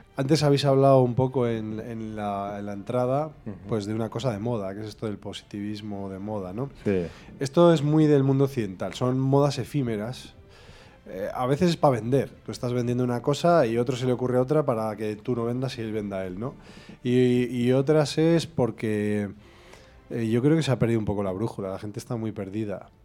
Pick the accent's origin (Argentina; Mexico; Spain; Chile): Spain; Vitoria-Gasteiz, Basque Country; also born or lived in Barakaldo / Galdakao; yo soy súper vitoriano, porque nací en Galdacano por error, soy mi padre es vitoriano